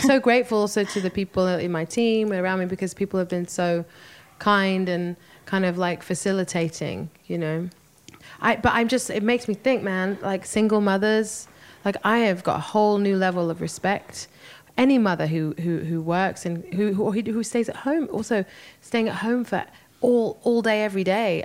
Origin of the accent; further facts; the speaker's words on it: London, United Kingdom; moved away; I had a, a wonderful show in, in London. It was a homecoming show, you know, to my hometown